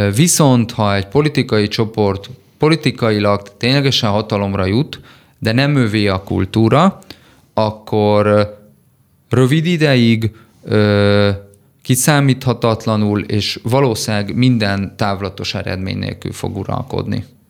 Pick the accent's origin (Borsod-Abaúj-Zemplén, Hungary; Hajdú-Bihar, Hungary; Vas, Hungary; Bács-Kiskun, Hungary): Vas, Hungary; Szombathely; szombathelyi családból származom